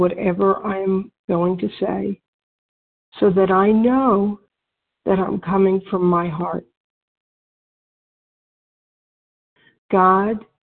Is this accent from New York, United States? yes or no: yes; Westchester County, New York, United States; moved away as an adult; also born or lived in Switzerland; I was born in New York area, Westchester County